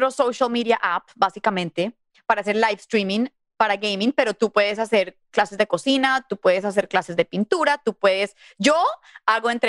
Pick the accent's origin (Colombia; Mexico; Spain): Mexico; y como somos mexicanos, quiero {S1} poner este {S2} autógrafo en su altar del día del Día de los Muertos